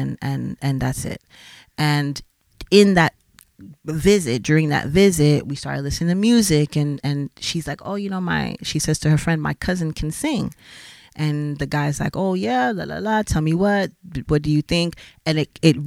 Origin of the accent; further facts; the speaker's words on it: Miami, Florida, United States; moved away as an adult; also born or lived in New York; now in Switzerland; Growing up in Miami, as I said, I was always around music and art